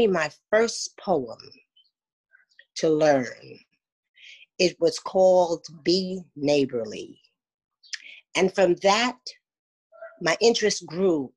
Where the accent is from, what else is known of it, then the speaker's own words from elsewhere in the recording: New York City, New York, United States; also born or lived in St. Thomas, U.S. Virgin Islands; born St. Thomas, Virgin Islands, and raised in New York. And now living in Brooklyn, New York